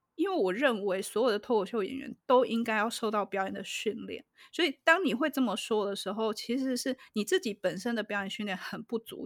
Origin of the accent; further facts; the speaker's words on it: Taiwan; 我们台湾